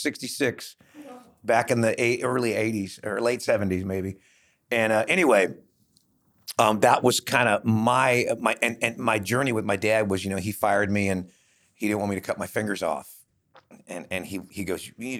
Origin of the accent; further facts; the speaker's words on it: Los Angeles, California, United States; moved away as an adult; also born or lived in Bakersfield; I grew up in Hollywood in a … cover band as a teenager on the Sunset Strip